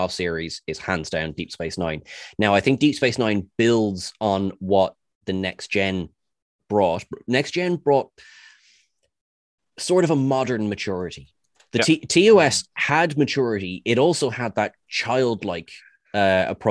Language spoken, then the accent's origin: English; Ireland; As an Irishman